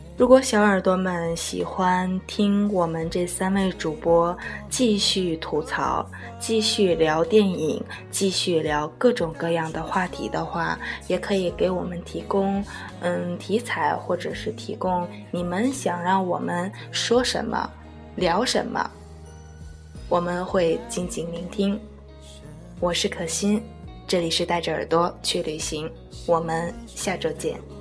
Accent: Tianjin, China; 是我们天津人哦

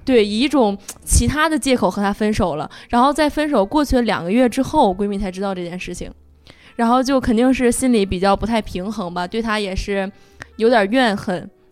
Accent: Tangshan, Hebei, China; 我们之前在唐山，就是我们都是唐山人

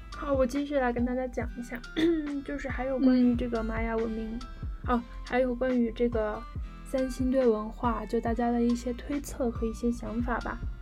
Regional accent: Sichuan, China; 就是咱们四川人的祖先

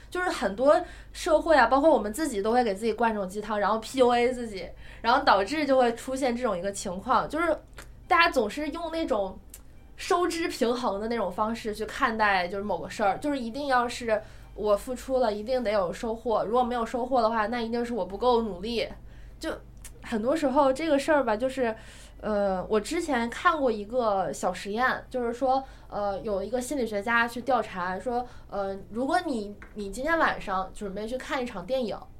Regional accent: China; 我们中国人

